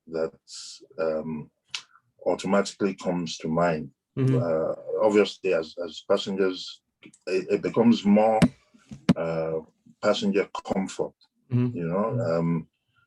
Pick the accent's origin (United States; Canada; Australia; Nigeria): Nigeria; Ibadan, Oyo; moved away as an adult; now in London, United Kingdom; we were growing up in Ibadan